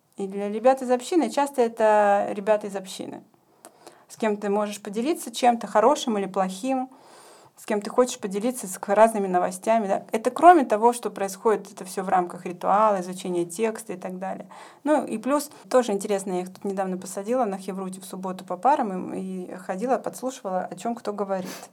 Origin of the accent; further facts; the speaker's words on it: Ukraine; moved away as an adult; also born or lived in Saint Petersburg, Russia / Jerusalem, Israel; now in Germany; я родилась и выросла на Украине. Последние 15 лет я жила и работала в Петербурге. Сейчас я учусь в Германии